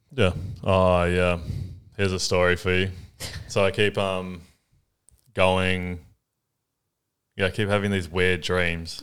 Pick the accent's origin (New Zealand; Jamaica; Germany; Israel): New Zealand; now in Australia; I'm from New Zealand